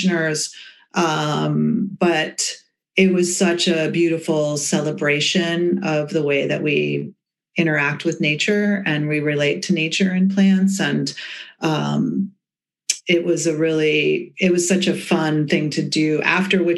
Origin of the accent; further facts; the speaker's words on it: the Berkshires, Western Massachusetts, United States; also born or lived in Boston; I grew up in Western Massachusetts in the Berkshires